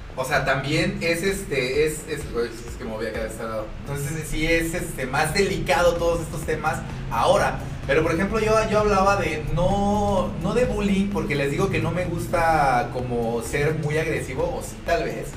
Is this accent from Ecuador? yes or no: no; Mexico; somos, el mexicano es burlista